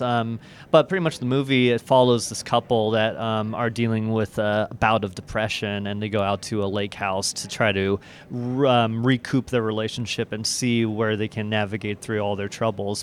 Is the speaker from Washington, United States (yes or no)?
yes; Everett, Washington, United States; also born or lived in Seattle; I was, um, born and raised in Everett, Washington, and then, um, moved out to Seattle, um, right after high school